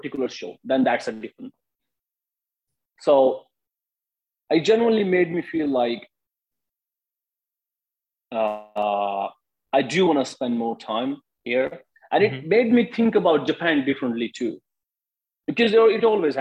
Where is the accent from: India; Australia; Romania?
India; moved away as an adult; now in United States; I'm from India and I have an Indian passport.